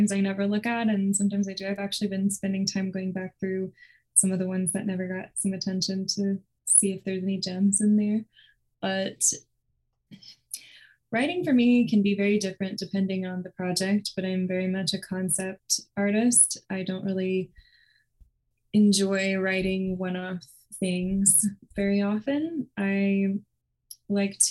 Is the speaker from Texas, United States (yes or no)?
yes; Houston, Texas, United States; moved away as an adult; now in Nashville, United States; I grew up in Houston, Texas